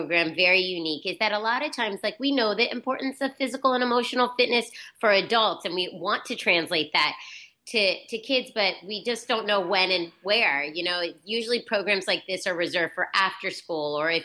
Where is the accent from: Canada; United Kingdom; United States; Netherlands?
United States; Virginia; now in New York, United States; I'm from Virginia and I came to New York